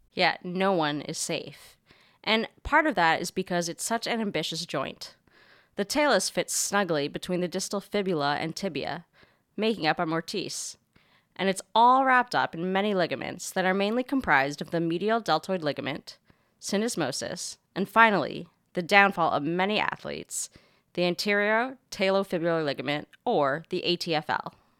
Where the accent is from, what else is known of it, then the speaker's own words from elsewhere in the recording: Canada; moved away; my home country's many contributions to modern medicine